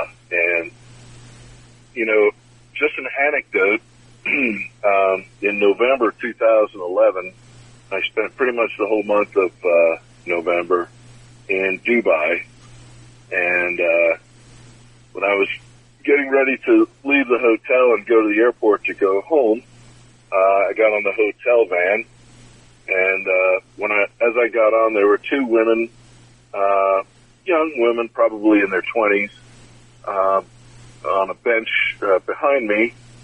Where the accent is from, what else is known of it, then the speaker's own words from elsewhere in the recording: United States; I'm from the United States.